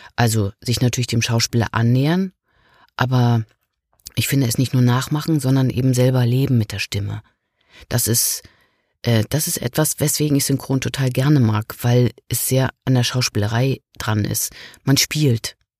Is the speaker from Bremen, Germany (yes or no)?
no; Rügen, Mecklenburg-Vorpommern, Germany; Das ist ja auch ein bisschen meine Heimat da auf Rügen